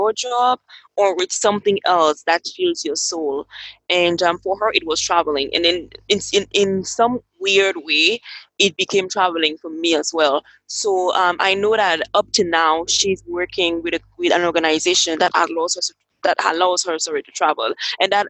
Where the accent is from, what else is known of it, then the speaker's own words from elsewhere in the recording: Cameroon; now in Dominica; I am from Cameroon, that is West Africa, and currently I'm located in Dominica